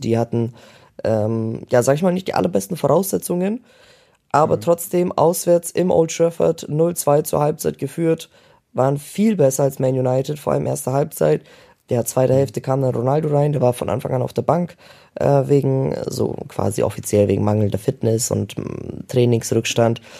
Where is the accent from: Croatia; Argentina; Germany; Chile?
Germany; für uns Deutsche